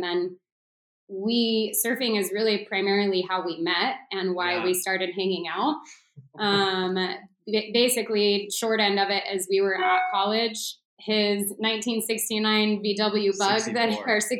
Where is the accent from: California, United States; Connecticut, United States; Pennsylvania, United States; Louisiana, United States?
California, United States; North County, San Diego; I grew up in North County, San Diego.